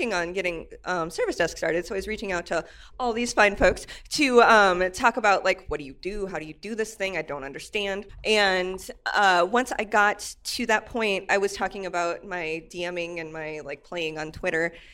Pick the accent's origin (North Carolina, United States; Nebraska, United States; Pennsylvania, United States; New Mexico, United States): Nebraska, United States; I'm from Nebraska